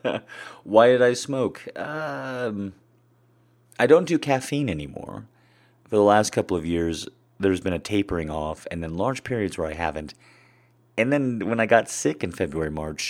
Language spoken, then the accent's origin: English; American Southwest, United States; I grew up in the American Southwest. That's where I'm at now.